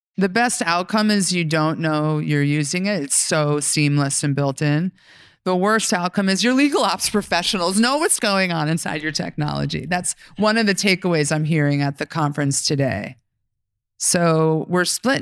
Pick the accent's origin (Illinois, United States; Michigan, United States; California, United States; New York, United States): New York, United States; I'm from New York